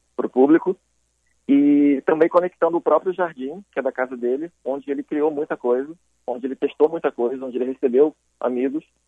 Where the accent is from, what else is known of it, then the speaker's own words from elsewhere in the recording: Rio de Janeiro, Brazil; moved away as an adult; Eu sou carioca, é, nascido em Botafogo, criado na Zona Sul